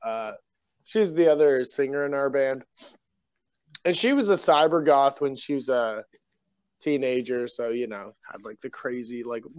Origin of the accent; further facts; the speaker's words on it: Canada; now in Busan, South Korea; I'm Canadian